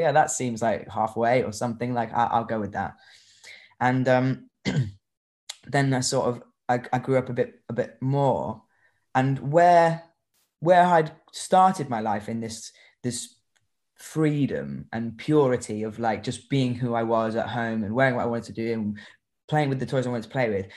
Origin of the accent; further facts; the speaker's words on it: Newquay, South West England, United Kingdom; I grew up in Newquay in Cornwall